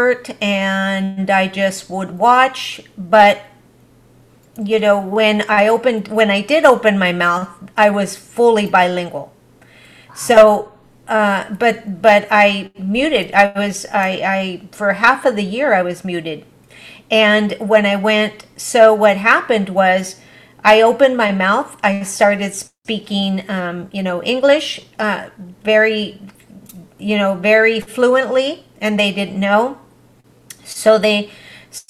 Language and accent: English; United States; first language Spanish; English is a second language; My parents, even though we were here in the U.S., my parents said, no, you will learn Spanish first